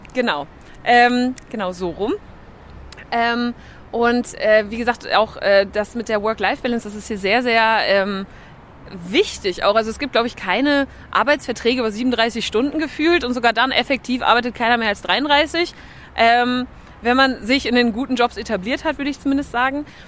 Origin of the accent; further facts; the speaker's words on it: Germany; moved away as an adult; now in Denmark; als Deutsche